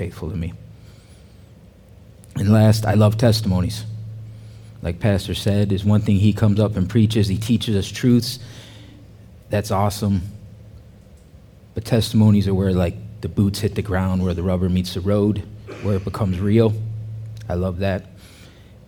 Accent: Chicago, Illinois, United States; moved away as an adult; now in Fayetteville, United States; I'm originally from the Chicagoland area. Growing up in the Chicagoland area

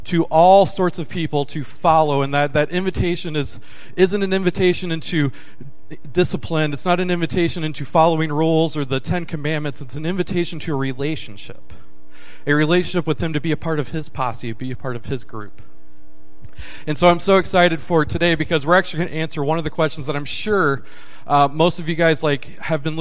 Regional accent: Kentucky, United States; now in Tennessee, United States; I was born in Kentucky, but I live in Tennessee

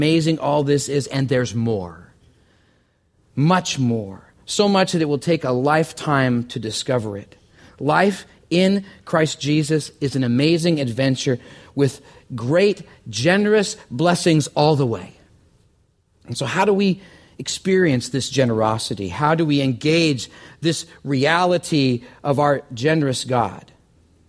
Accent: Canada; I'm from Canada

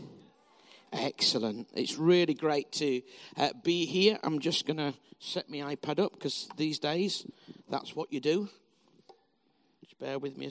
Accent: Bradford, Yorkshire and the Humber, United Kingdom; also born or lived in Huddersfield; I'm from Bradford originally, spelled B-R-A-T-F-O-R-D. And in Bradford, which is how we pronounce it

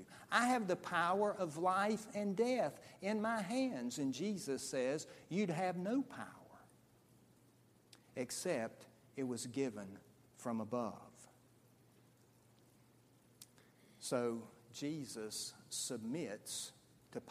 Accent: United States; as American people

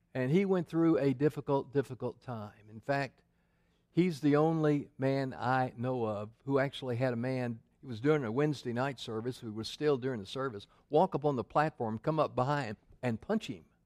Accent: Memphis, Tennessee, United States; moved away; I grew up in Memphis

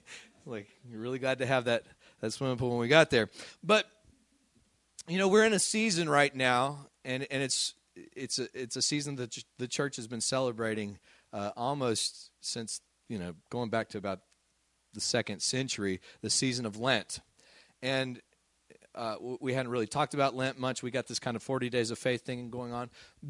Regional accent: Midland, Texas, United States; You know, when I was a kid growing up in Midland, Texas, it got awfully hot in the summer.

